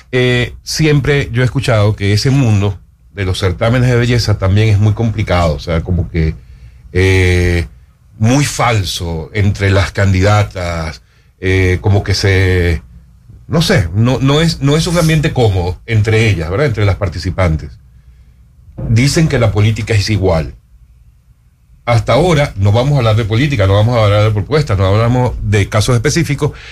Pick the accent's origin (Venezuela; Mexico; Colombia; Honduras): Venezuela; moved away; yo vengo de Venezuela